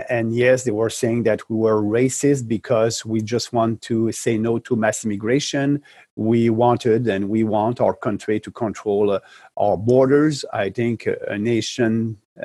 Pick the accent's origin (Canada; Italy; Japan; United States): Canada; Quebec; I'm coming from Quebec